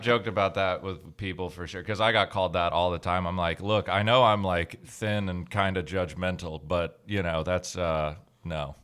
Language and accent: English; Georgia, United States; I, I grew up in Georgia my whole life, but my dad's from Canada and my mom's from New York